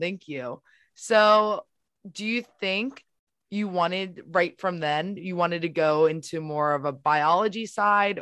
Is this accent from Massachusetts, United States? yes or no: no; Baltimore, Maryland, United States; I know we're from the same area, Baltimore